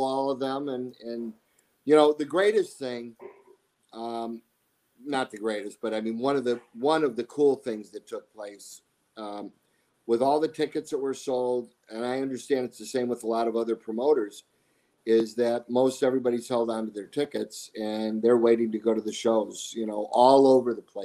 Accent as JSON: {"language": "English", "town": "Chicago", "region": "Illinois", "country": "United States", "tie": "born or raised there", "moved": "as an adult", "lives_now": "Arizona, United States", "said": "being from Chicago"}